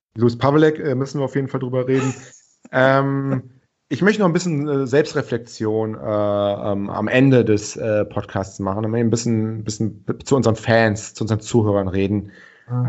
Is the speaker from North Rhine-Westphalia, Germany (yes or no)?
yes; Cologne, North Rhine-Westphalia, Germany; ich bin ja Kölner